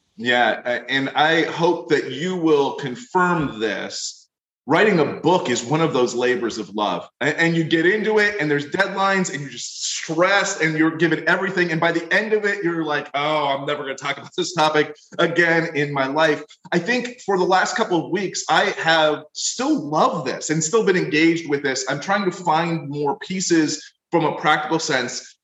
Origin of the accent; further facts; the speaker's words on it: Florida, United States; I come from Florida